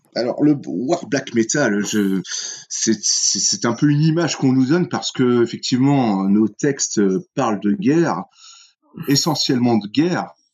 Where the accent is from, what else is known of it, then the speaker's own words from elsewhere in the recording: northern France, France; on est un groupe du nord de la France